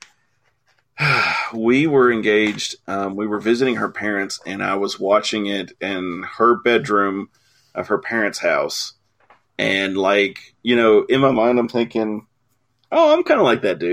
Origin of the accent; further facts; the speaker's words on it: United States; I'm an American